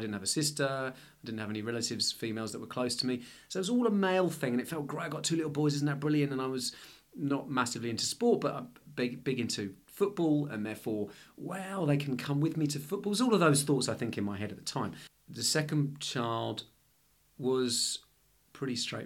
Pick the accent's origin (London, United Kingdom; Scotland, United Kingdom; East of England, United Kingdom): London, United Kingdom; moved away as an adult; now in Melbourne, Australia; I'm originally from London.